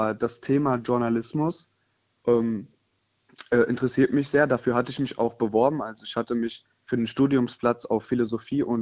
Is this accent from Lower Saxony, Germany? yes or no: no; Rhineland-Palatinate, Germany; ich komme aus der Nähe von Koblenz.